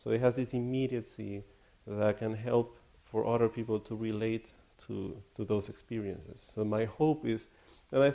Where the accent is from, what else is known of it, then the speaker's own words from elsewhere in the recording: California, United States; Slightly. I'm from California as well.